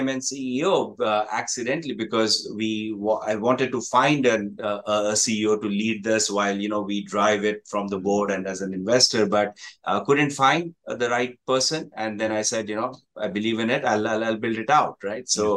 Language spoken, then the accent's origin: English; Jamshedpur, Jharkhand, India; moved away as an adult; also born or lived in Delhi / Kolkata; now in Ho Chi Minh City, Vietnam; I hail from India, from Jamshedpur